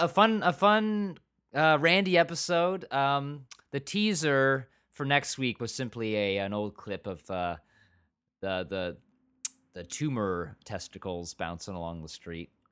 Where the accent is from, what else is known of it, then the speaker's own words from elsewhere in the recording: Michigan, United States; also born or lived in England; I was born in England, I, I was, but I grew up in Michigan